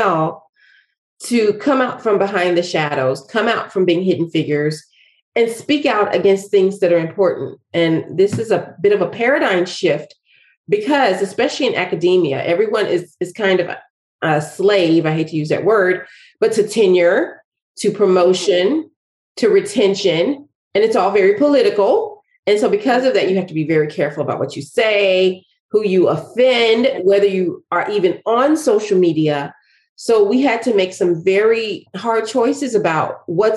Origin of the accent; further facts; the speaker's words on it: Nashville, Tennessee, United States; moved away; I am from Nashville, Tennessee